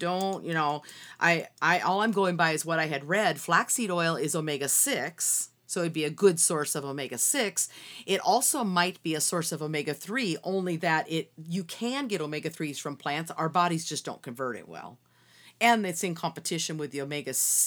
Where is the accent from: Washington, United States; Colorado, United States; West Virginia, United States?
Washington, United States; Seattle; I grew up in Seattle in the Puget Sound